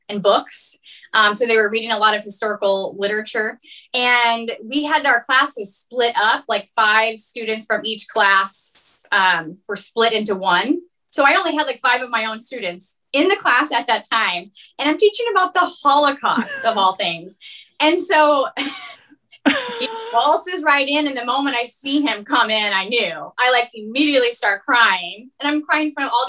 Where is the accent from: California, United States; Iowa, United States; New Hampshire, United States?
Iowa, United States; West Des Moines; I'm originally from West Des Moines.